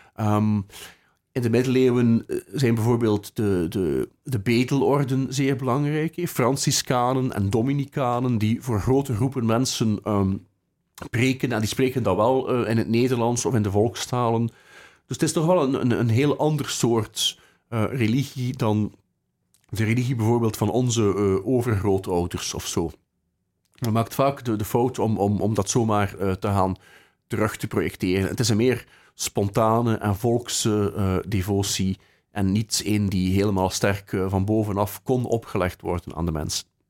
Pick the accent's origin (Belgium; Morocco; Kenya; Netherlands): Belgium; Bruges, Flanders; now in Ghent, Belgium; Ik ben, eh, geboren in de, in de Lanen, eh, vlakbij het zand, in het centrum, eh, van Brugge.